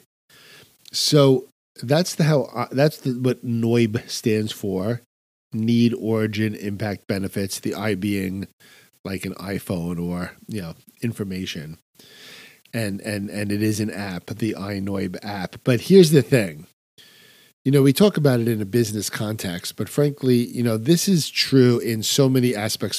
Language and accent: English; New York, United States; I'm a New Yorker